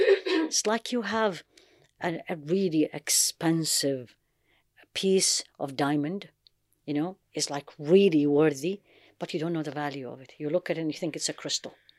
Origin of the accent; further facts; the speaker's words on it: Baghdad, Baghdad Governorate, Iraq; moved away; also born or lived in United States / London / Jeddah; I grew up in Baghdad